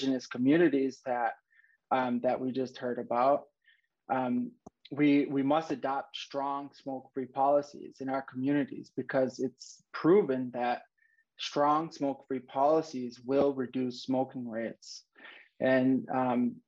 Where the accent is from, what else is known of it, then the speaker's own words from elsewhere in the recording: Lac du Flambeau, Wisconsin, United States; I'm from Lac du Flanville, which is a Ojibwe reservation in northern Wisconsin